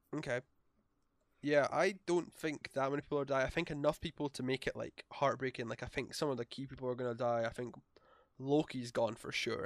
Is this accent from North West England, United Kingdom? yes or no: no; Scotland, United Kingdom; we're Scottish.